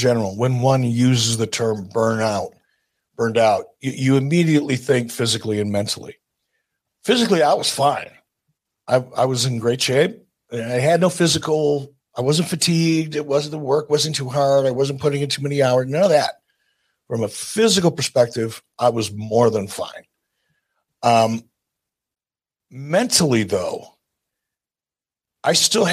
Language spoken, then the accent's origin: English; Detroit, Michigan, United States; I'm from Detroit